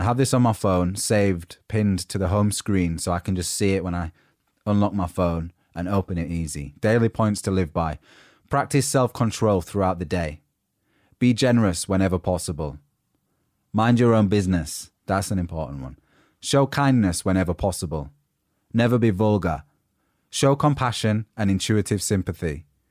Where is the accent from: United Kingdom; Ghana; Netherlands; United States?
United Kingdom; accent: northern; moved away as an adult; now in London, United Kingdom; people had seen me as the grumpy northerner, and my accent was already a standout thing